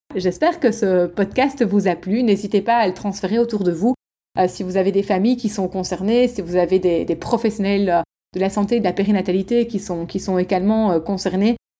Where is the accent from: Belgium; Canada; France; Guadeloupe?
Belgium; je suis belge, moi je dis euh, logopède